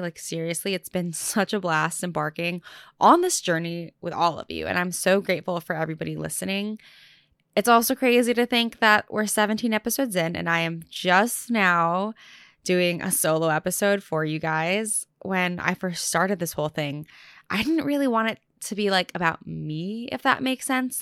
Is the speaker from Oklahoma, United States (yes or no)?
no; Orange County, California, United States; moved away as an adult; now in New York City, United States; I spent the last few months back home, like in my childhood home in SoCal